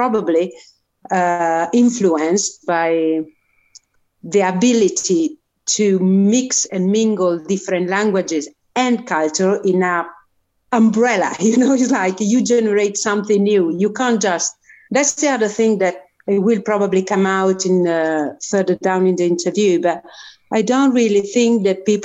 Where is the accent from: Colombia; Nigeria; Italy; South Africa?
Italy; north of Italy; English is a second language; moved away; I was born in the north of Italy. In the mountains, in the Dolomites, in a village in the middle of nowhere.